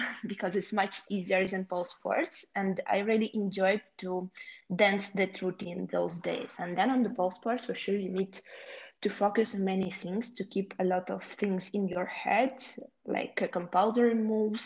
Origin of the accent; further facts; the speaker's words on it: Ukraine; English is a second language; also born or lived in Kyiv; I'm from Ukraine and currently I live in Kiev